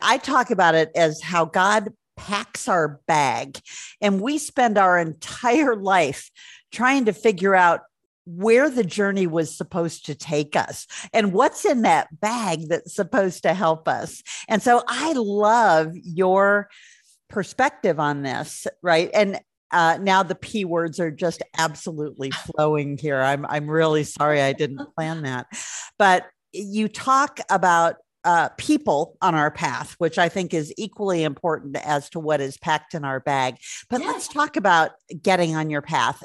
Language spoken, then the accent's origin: English; Milwaukee, Wisconsin, United States; now in Denver, United States; I grew up not too far north of Chicago, uh, Milwaukee.